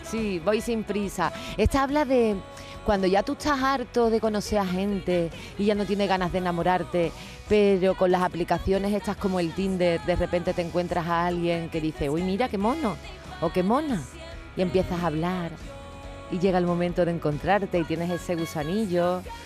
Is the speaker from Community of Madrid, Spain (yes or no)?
no; Cádiz, Andalusia, Spain; moved away; volver a mi tierra